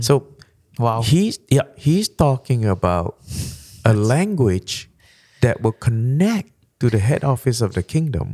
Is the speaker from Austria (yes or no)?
no; Malaysia; first language Malay; English is a second language; moved away; I came from Malaysia. Our first language is Malay